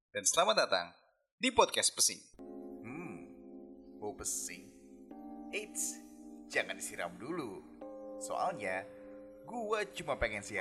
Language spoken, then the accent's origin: Indonesian; Rangkasbitung, Banten, Indonesia; menguburkan adiknya bokap di kampung gue di Rangkas Pitung Banten